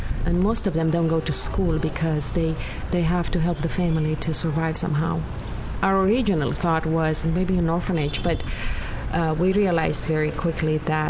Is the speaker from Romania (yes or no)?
yes; Romania; now in Vancouver, Canada; I am originally from Romania.